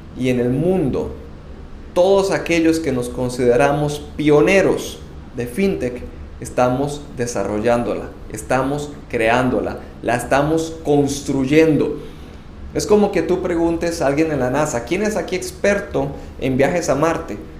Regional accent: Costa Rica; moved away as an adult; now in Panama; Soy costarricense y tengo casi 10 años viviendo en Panamá

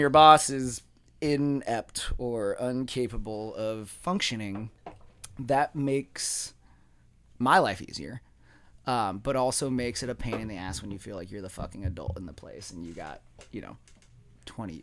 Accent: Apache Junction, Arizona, United States; now in Mesa, United States; I grew up out in Apache Junction, dude. Like, I'm a desert rat

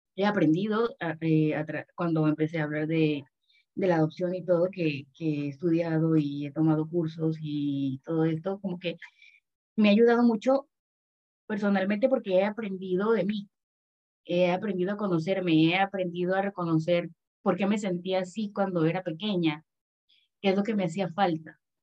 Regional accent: Panama; also born or lived in Mexico City, Mexico; vivo en Panamá desde que tenía tres años

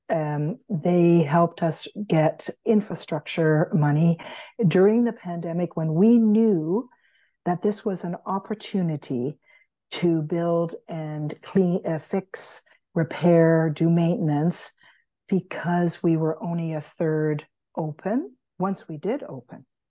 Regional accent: Canada; being Canadian

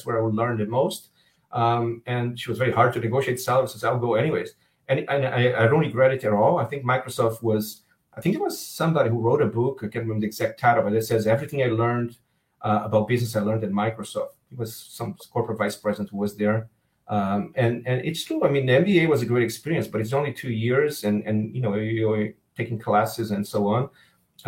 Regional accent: Rio de Janeiro, Brazil; also born or lived in Miami / Seattle; now in Israel; I grew up in Rio

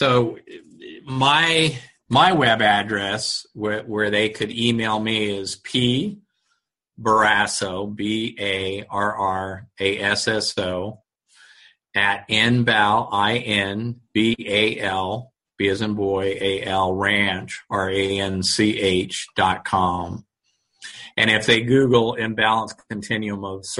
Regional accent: Tucson, Arizona, United States; I'm from Tucson.

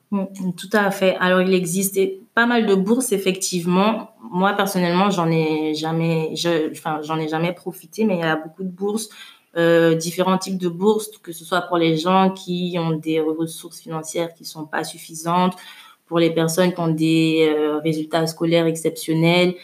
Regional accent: Abidjan, Côte d’Ivoire; also born or lived in Suresnes, France / Lomé, Togo; je suis née en France, mais j'ai grandi à Abidjan

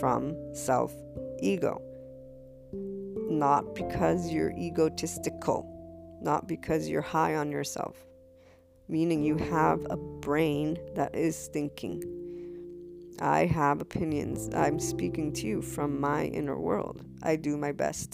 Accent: United States; I'm a white female, I'm Italian American

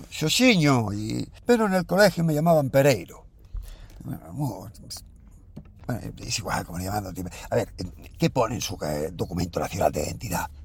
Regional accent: Galicia, Spain; Sí, pero, claro, como soy gallego, pues a lo mejor usted no sabe si estoy diciendo la verdad o estoy diciendo la mentira

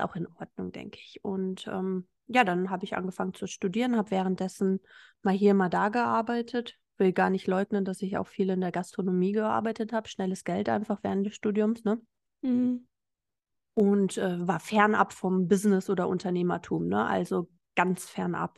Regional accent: Hamburg, Germany; moved away as an adult; also born or lived in Berlin; Ich kam jetzt nicht aus einer Kleinstadt, ich bin aus Hamburg gekommen

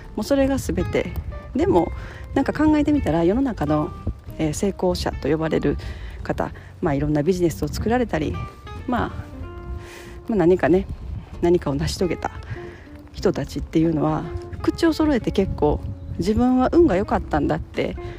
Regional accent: Japan; 日本に生まれた

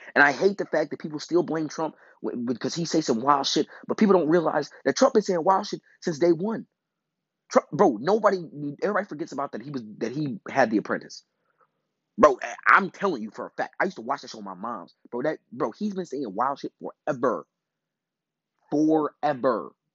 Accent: Chicago, Illinois, United States; I come from Chicago.

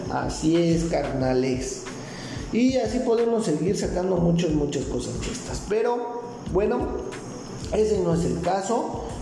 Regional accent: Mexico; yo soy de México

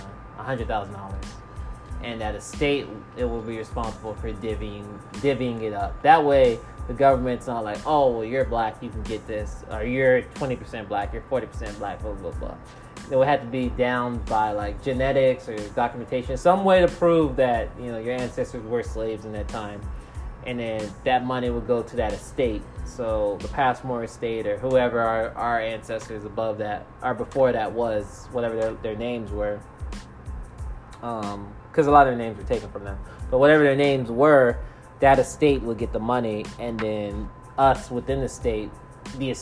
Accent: United States; I'm black, I'm African American

